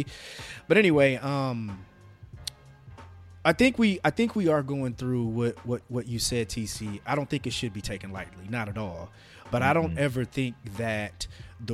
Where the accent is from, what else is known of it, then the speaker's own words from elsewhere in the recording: Indiana, United States; I'm from Indiana